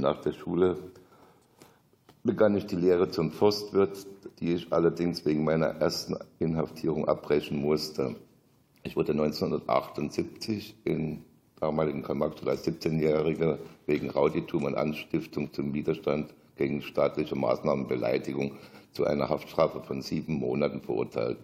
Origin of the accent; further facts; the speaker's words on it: Zittau, Saxony, Germany; now in Bavaria, Germany; Ich bin am 59 in Zittau geboren.